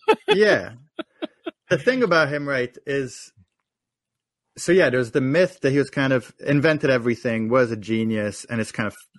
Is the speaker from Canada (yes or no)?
no; France; I grew up in France.